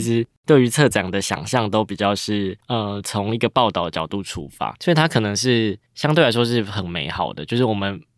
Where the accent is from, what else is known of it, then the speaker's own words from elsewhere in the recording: Chiayi, Chiayi City, Taiwan; moved away as an adult; now in Taipei, Taiwan; 我自己就是嘉义人，然后因为去年台湾设计展其实在嘉义是出生跟成长的，那一路到 ，呃，十八岁就上大学的时候才来到台北